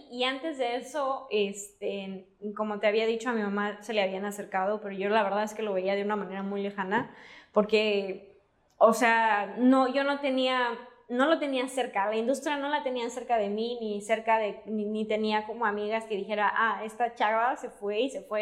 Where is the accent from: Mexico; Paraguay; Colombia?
Mexico; Cancún, Quintana Roo; moved away as an adult; also born or lived in Mérida, Yucatán; now in Los Angeles, United States; Yo soy yuca, pero crecí en Cancún. Entonces, no soy yuca